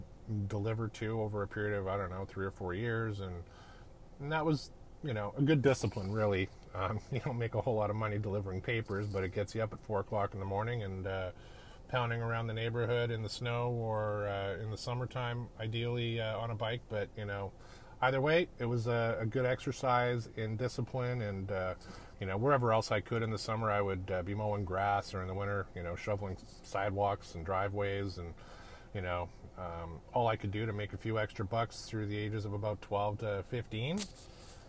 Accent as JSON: {"language": "English", "town": "Edmonton", "region": "Alberta", "country": "Canada", "tie": "born or raised there", "moved": "yes", "lives_now": "Novato, United States", "said": "I'm a Canadian kid. I grew up in a town called Edmonton, Alberta, up in the Great White North"}